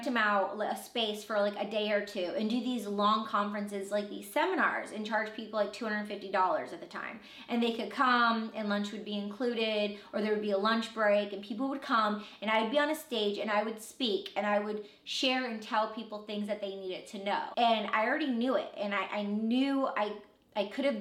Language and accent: English; Michigan, United States; I was born in Michigan